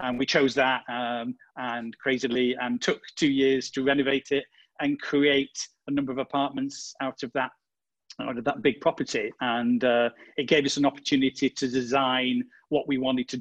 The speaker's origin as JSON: {"language": "English", "country": "United Kingdom", "also_born_or_lived": "London, United Kingdom", "moved": "as an adult", "lives_now": "Marche, Italy", "said": "I'm British. We used to live in the UK, in London."}